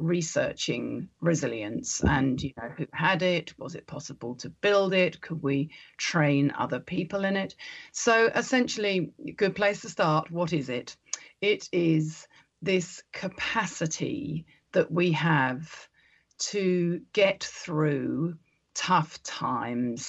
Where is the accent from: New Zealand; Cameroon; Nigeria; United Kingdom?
New Zealand; as we would say in New Zealand, in the native dialect of our land